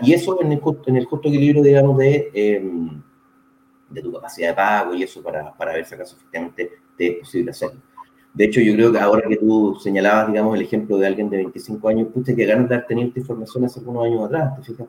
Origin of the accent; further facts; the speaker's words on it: Santiago, Santiago Metropolitan Region, Chile; moved away as an adult; now in Puerto Montt, Chile; yo originalmente soy de Santiago, ya nací y criado en Santiago.